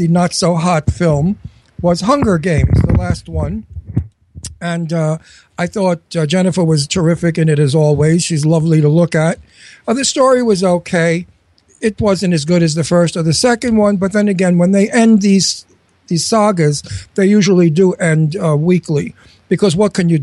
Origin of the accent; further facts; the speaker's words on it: New York City, New York, United States; also born or lived in Brooklyn, New York; I was born in Brooklyn, and I was raised in Astoria, Queens. So I'm really a Brooklyn, Queens guy